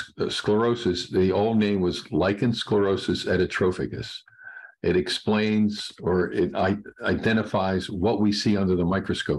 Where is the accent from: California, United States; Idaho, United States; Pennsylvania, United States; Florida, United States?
Pennsylvania, United States; Philadelphia; also born or lived in Cleveland; I've been in practice for over 40, maybe 45 years in Philadelphia. I'm originally from Philadelphia.